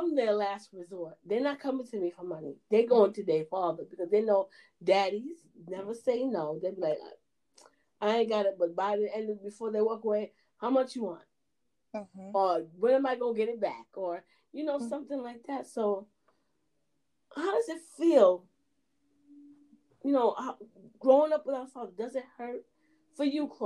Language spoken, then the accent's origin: English; Jamaica; we're Jamaican